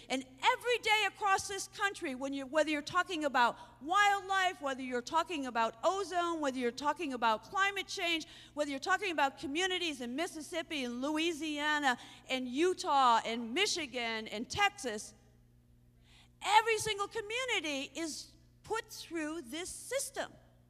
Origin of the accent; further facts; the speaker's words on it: Ireland; So I got mad. Not because I'm Irish, because it's stupid.